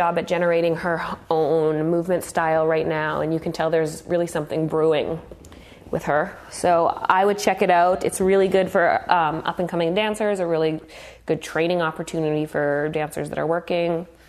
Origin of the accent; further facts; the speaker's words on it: Manitoba, Canada; moved away as an adult; also born or lived in Calgary; now in Toronto, Canada; I'm from Manitoba.